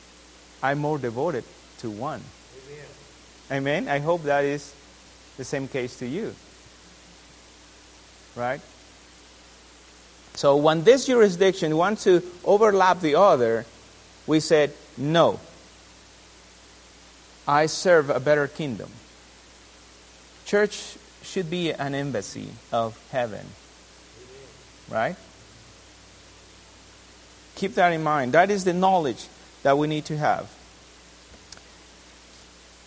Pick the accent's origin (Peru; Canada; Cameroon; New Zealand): Peru; now in United States; I'm from Peru